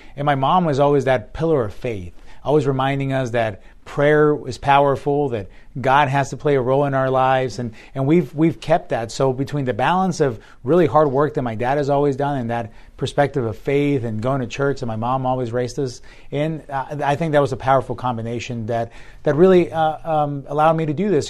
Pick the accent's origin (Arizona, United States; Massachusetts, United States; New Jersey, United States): Arizona, United States; Tucson; also born or lived in Hermosillo, Sonora, Mexico; came here when I was a young boy, and then my, grew up here